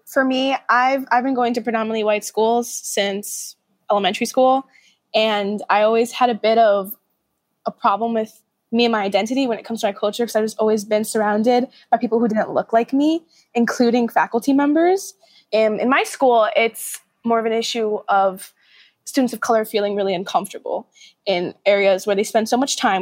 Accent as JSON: {"language": "English", "town": "New York City", "region": "New York", "country": "United States", "tie": "born or raised there", "said": "I'm from Brooklyn"}